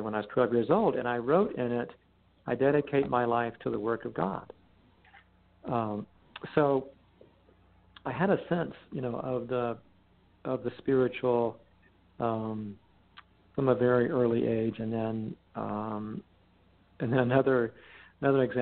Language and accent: English; Texas Panhandle, United States; also born or lived in Padre Island, Texas; growing up in the Panhandle of Texas